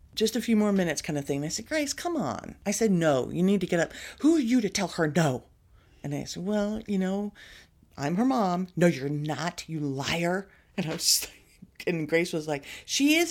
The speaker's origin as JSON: {"language": "English", "region": "Texas", "country": "United States", "tie": "born or raised there", "said": "growing up in Texas"}